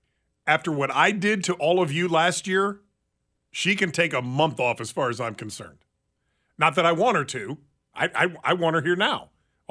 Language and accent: English; Iowa, United States; I'm from Iowa. It's a city. Words. It's a state to the northeast of here.